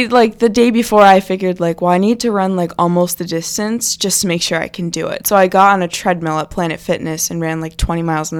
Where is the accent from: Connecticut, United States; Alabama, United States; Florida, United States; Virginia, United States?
Virginia, United States; Manassas; also born or lived in Alaska / California; I've lived in Manassas, Virginia for a while. I was born in Alaska, moved to California, but I've spent a lot of time